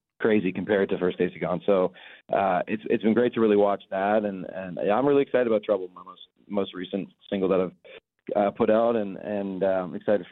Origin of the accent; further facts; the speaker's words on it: Canada; moved away as an adult; also born or lived in London, Ontario; now in Nashville, United States; being Canadian